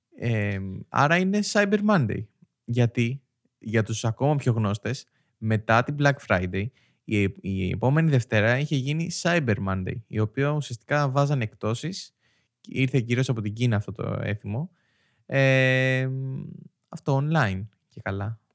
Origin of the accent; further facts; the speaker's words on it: Greece; ως Έλληνες